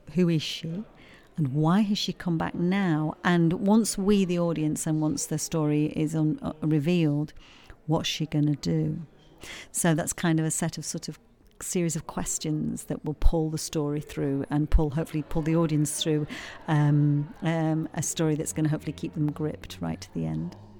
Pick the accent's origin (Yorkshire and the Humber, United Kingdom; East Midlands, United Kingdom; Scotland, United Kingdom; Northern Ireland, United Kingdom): Yorkshire and the Humber, United Kingdom; accent: Yorkshire; moved away as an adult; now in Stoke-on-Trent, United Kingdom; I'm from Yorkshire, you probably tell from my accent, but I've lived here a long time. I've lived in the Potteries for 17, 18 years now